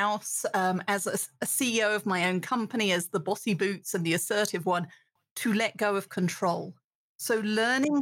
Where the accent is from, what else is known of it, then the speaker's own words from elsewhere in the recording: United Kingdom; accent: British; moved away as an adult; now in United States; as a British woman now living in America